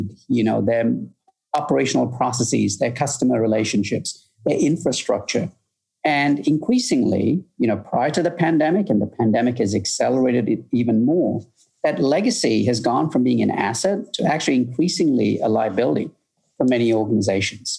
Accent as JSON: {"language": "English", "country": "United Kingdom", "tie": "born or raised there", "also_born_or_lived": "Malaysia", "moved": "as an adult", "lives_now": "Chicago, United States", "said": "I grew up in the UK"}